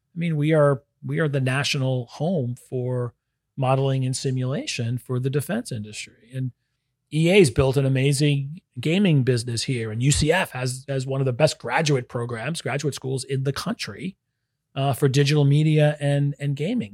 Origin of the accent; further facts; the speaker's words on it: New York City, New York, United States; moved away as an adult; now in Orlando, United States; So I was born in New York City. So I, I grew up in, I grew up in Brooklyn, uh, Brooklyn, New York.